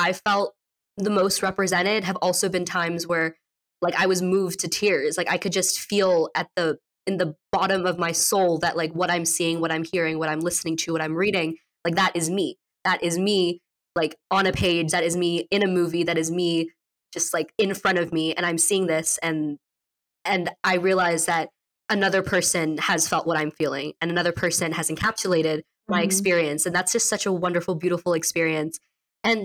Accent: United States; also born or lived in India / Los Angeles, California; I wasn't born here, but I did immigrate here at a very young age

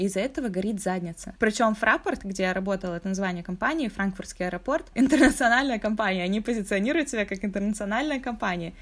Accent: Russia; now in Europe; Я из России

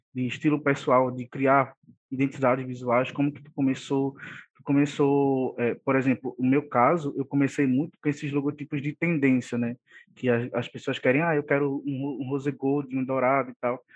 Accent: Olinda, Pernambuco, Brazil; Somos conterrâneos, né, só que de cidades diferentes, sou de Olinda

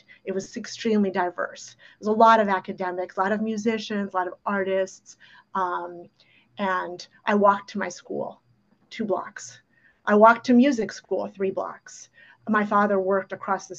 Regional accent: New York City, New York, United States; first language Ukrainian; English is a second language; it's New York City, you know, I'm growing up in the 70s.

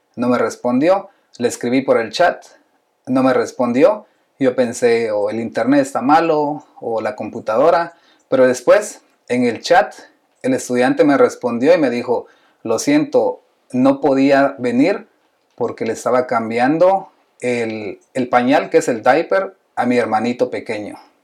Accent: Guatemala; yo soy de Guatemala

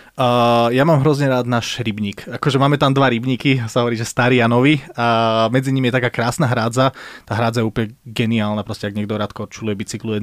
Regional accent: Slovakia; my sme na Slovensku takí

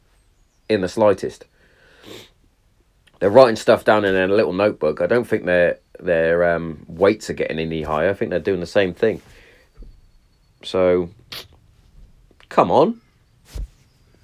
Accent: Hereford, West Midlands, United Kingdom; if you're in my hometown

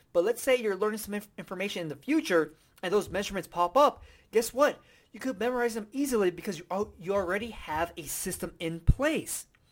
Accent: United States; I'm from America

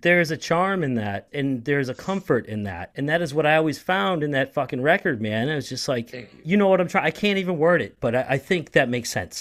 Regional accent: Boston, Massachusetts, United States; moved away as an adult; now in St. Petersburg, United States; I'm from Boston

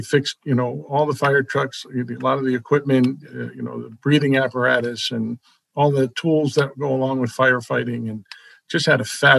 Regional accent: New Jersey, United States; also born or lived in Brooklyn, New York / Queens, New York; now in Danbury, United States; We moved from Brooklyn to Queens. And then 2 years after Queens, we moved to New Jersey. And that's where I grew up.

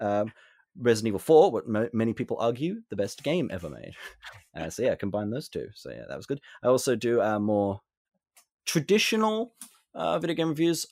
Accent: Australia; I am Australian

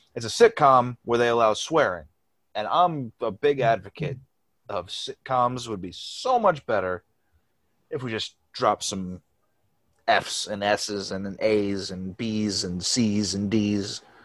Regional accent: New York, United States; I'm from New York.

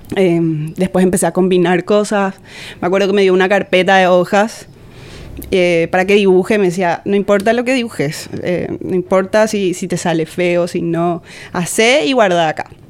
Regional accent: Benjamín Aceval, Presidente Hayes, Paraguay; yo soy de Benjamín Aceval desde ahí, o sea, ahí crecí, nací, crecí, hice toda mi vida

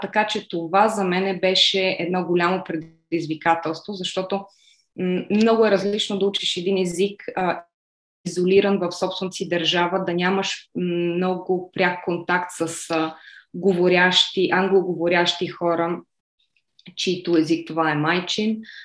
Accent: Bulgaria; first language Bulgarian; moved away as an adult; also born or lived in Budapest, Hungary / Slovakia / Singapore / Malaysia; now in Madrid, Spain; Родена съм в Будапешта, но по-голямата част от живота си съм прекарала в България

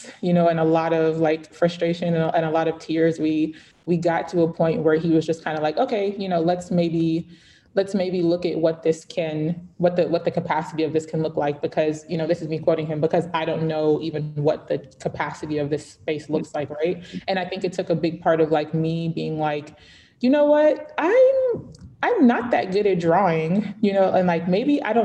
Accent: Atlanta, Georgia, United States; born or raised there; also born or lived in Lagos, Nigeria

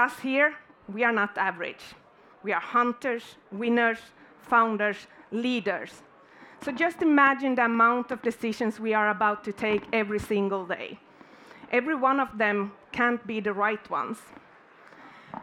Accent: Finland; I'm born and raised in Finland

